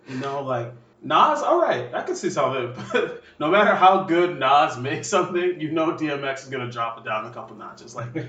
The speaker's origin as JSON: {"language": "English", "region": "Minnesota", "country": "United States", "said": "I'm from Minnesota."}